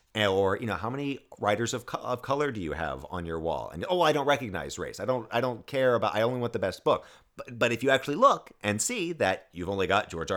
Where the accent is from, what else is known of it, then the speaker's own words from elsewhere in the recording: the South, United States; also born or lived in West Africa; I grew up in the South and I saw just what being a white male in the South afforded me